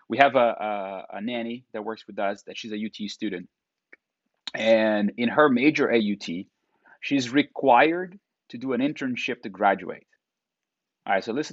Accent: Brazil; now in United States; I'm from Brazil

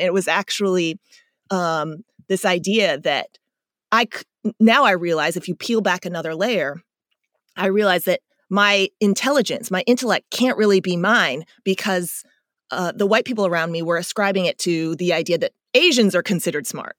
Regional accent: Chesterfield, Missouri, United States; moved away; also born or lived in South Korea; I grew up in the Midwest in uh, St. Louis, outside of St. Louis, West St. Louis County, Chesterfield.

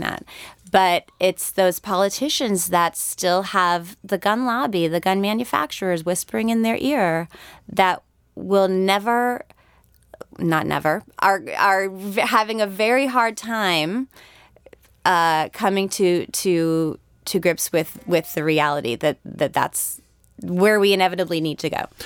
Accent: Connecticut, United States; moved away; I'm from Connecticut originally

